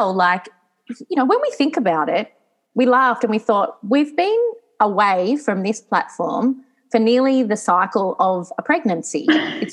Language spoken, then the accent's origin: English; Geelong, Victoria, Australia; moved away as an adult; now in Novara, Italy; I grew up in Geelong.